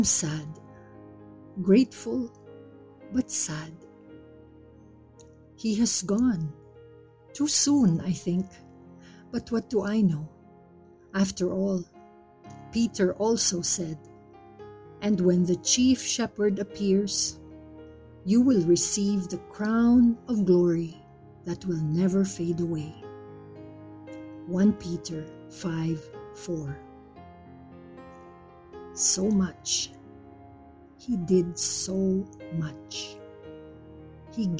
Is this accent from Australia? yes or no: no; Philippines; As a Filipino